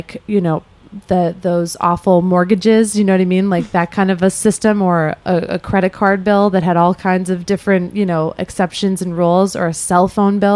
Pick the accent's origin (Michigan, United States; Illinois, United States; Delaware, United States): Illinois, United States; Chicago; I grew up in Chicago where the Board of Trade is